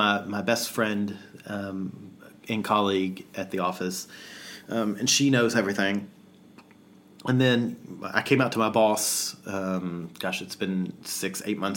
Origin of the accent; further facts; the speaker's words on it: the South, United States; now in Australia; being a Southerner in amidst Australians